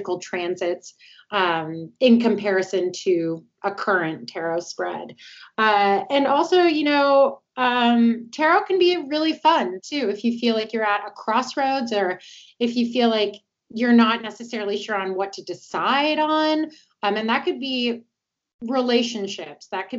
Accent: Toronto, Ontario, Canada; moved away as an adult; now in Atlanta, United States; originally I'm from Toronto, but I'm here in Atlanta, Georgia now. I've been here for about 5 years

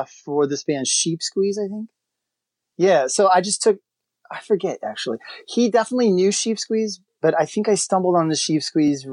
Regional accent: Waukegan, Illinois, United States; also born or lived in DeKalb; I was living in, you know, my hometown in Waukegan, which is a like a lakefront town an hour away.

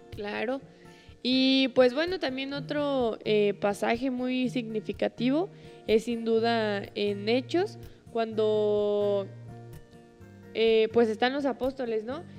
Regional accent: Mexico; para nosotros, pues como mexicanos

